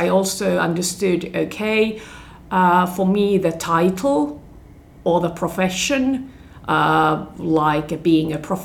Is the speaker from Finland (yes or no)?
yes; Turku, Southwest Finland, Finland; moved away as an adult; now in Helsinki, Finland; So I moved from my hometown, Turku Åbo, to Helsinki, Helsingfors